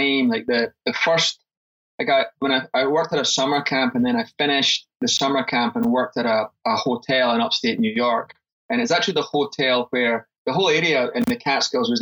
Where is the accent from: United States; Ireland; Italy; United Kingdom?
United Kingdom; Livingston, Scotland; also born or lived in Glasgow; So I was born in Scotland. I was born in Glasgow, and we moved to a town called Livingston